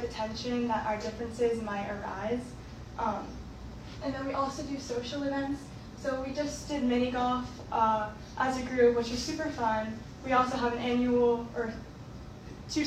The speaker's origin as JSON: {"language": "English", "town": "Woodstock", "region": "Georgia", "country": "United States", "said": "I'm from Woodstock, Georgia, and I'm the director of outreach."}